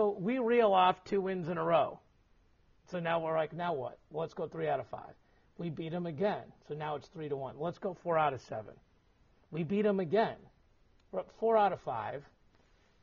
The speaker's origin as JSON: {"language": "English", "region": "Missouri", "country": "United States", "said": "I'm from Missouri"}